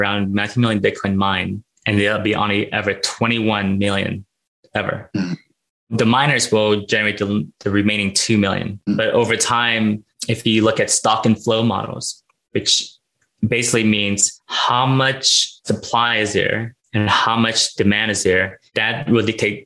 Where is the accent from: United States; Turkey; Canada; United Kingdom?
United States; Los Angeles, California; born or raised there; also born or lived in Thailand / Philippines